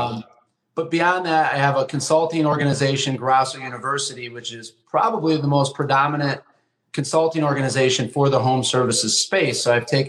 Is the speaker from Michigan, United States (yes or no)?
yes; Flint, Michigan, United States; now in Chicago, United States; I was born and raised in Flint, Michigan, so I'm not from the Chicagoland area originally